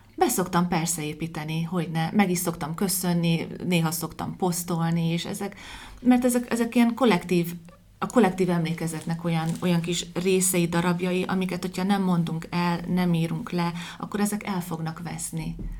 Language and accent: Hungarian; Debrecen, Hajdú-Bihar, Hungary; 45 éve most már lassan, hogy én is itt élek